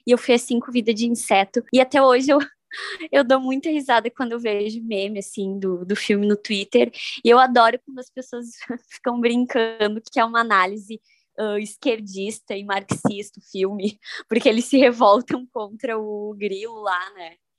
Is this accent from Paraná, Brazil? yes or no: no; Uruguaiana, Rio Grande do Sul, Brazil; Eu sou de Uruguaiana, então lá eu morava num condomínio